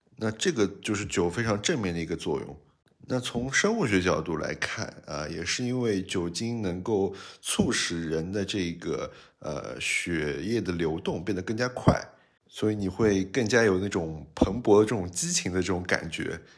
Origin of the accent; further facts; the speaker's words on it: China; 我们中国人还是一个比较含蓄